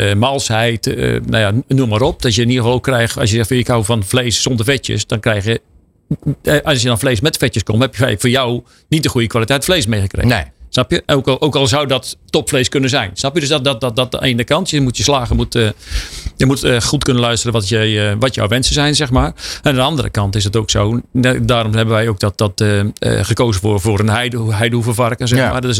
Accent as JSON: {"language": "Dutch", "region": "Utrecht", "country": "Netherlands", "said": "ik kom uit Utrecht."}